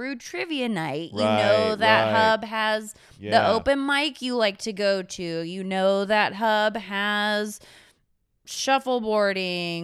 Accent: Encinitas, California, United States; my hometown, but Encinitas

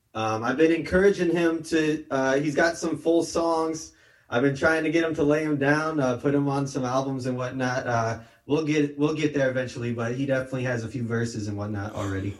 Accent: Iowa, United States; now in Northern California, United States; we come from Iowa originally too

